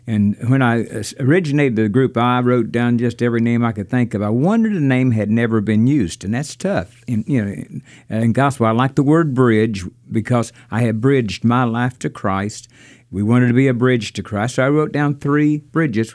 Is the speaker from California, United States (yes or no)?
no; Burnwell, Kentucky, United States; I was born in the Holy Lands. And of course, they're thinking Israel. And, but to me, it was Burnwell, Kentucky. And I grew up on the farm where the feud actually took place